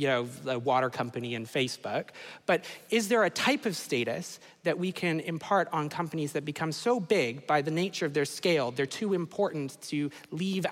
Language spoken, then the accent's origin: English; Canada; I'm from Canada